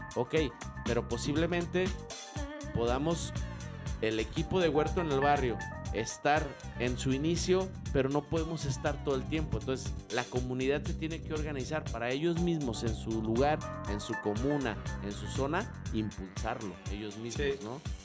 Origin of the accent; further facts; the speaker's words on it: barrio de la Juárez, Tetlán, Jalisco, Mexico; yo soy del barrio de la Juárez, de la zona de Tetlán.